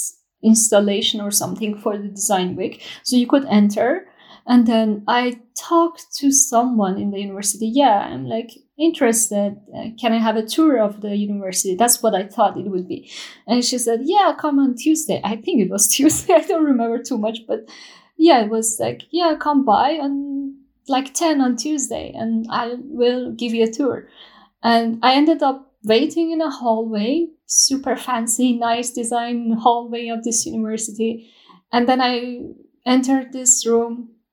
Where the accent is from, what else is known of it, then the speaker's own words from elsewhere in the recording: Shiraz, Fars, Iran; moved away as an adult; now in Gothenburg, Sweden; I'm from Shiraz, Iran. I'm an architect and jewelry designer currently living in Sweden, Gothenburg